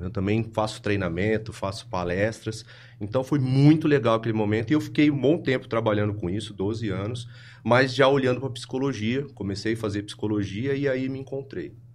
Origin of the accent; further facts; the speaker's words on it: Ribeirão Preto, São Paulo, Brazil; eu sou de Ribeirão Preto, eu nasci, acho que foi no bairro Campos Elíseos